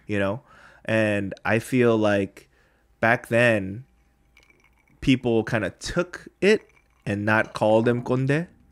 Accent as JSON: {"language": "English", "country": "United States", "moved": "yes", "lives_now": "Korea", "said": "we're from there"}